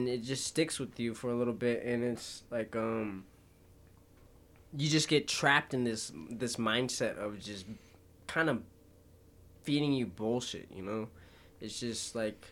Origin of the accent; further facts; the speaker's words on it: Arvada, Colorado, United States; I came from Orvado was a pretty white area growing up until, like, junior year